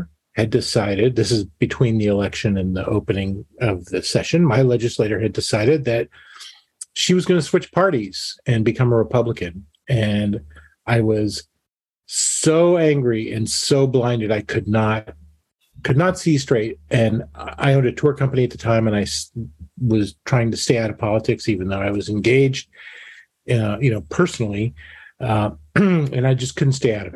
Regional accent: Montgomery County, Maryland, United States; moved away as an adult; also born or lived in Washington, D.C.; now in Anchorage, United States; I was born in Washington, D.C., lived in that area for 25 years, grew up in Montgomery County, Maryland

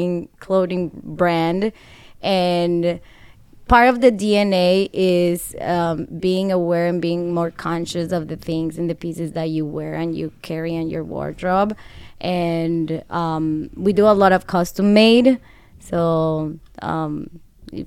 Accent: Colombia; moved away as an adult; now in Chicago, United States; I'm from Colombia

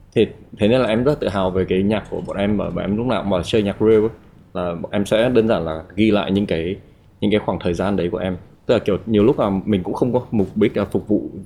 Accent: Haiphong, Vietnam; moved away; em đến từ Hải Phòng

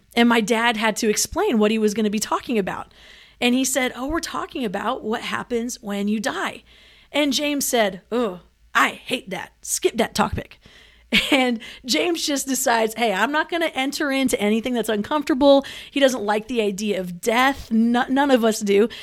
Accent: Manila, Metro Manila, Philippines; moved away; I grew up in Manila

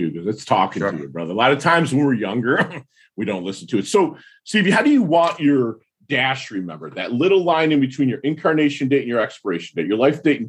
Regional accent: Midwest, United States; now in South Florida, United States; I'm from the Midwest

